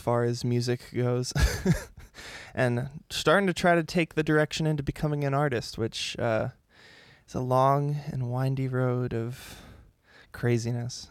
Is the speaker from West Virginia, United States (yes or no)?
no; San Diego, California, United States; I grew up here in San Diego, um, Poway area, still living in the same house that I came home